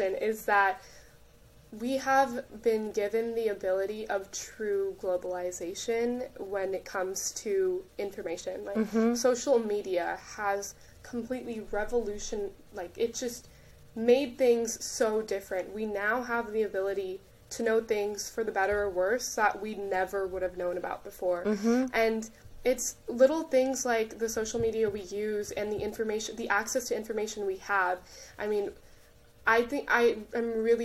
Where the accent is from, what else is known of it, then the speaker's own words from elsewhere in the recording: United States; grow up here, assimilating into American culture, growing up in American culture, but still having those Indian and Hindu roots